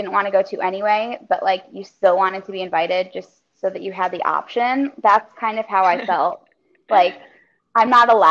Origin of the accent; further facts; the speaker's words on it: Michigan, United States; also born or lived in Baltimore, Maryland; now in Orlando, United States; I'm originally from Michigan